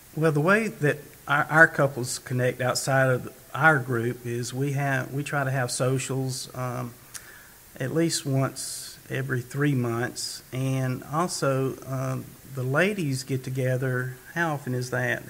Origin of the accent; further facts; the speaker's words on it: Decatur, United States; I was born and raised in Decatur